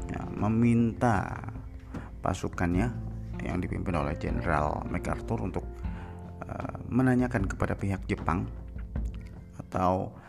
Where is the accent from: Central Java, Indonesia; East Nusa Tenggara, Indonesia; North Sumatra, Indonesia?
Central Java, Indonesia; Purbalingga; born there; Saya terlahir di Purbalingga. Terlahir di Purbalingga